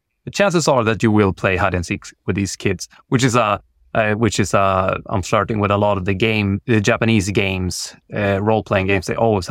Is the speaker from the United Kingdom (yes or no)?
no; Sweden; I'm very much inspired by where I grew up in the Swedish outback, and kids, myself included, tend to be quite dicky.